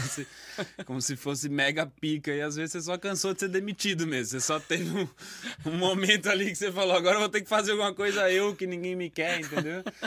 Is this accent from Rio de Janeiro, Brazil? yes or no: no; Recife, Pernambuco, Brazil; moved away; also born or lived in São Paulo / Presidente Epitácio / Campo Grande; Então eu não nasci em Recife, mas eu passei 15 anos em Recife, quase 16 anos em Recife